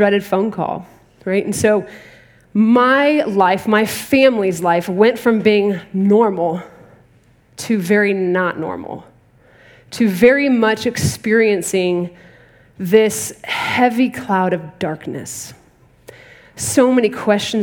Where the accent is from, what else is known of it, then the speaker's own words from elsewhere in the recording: Dallas, Texas, United States; moved away; I'm originally from Dallas, Texas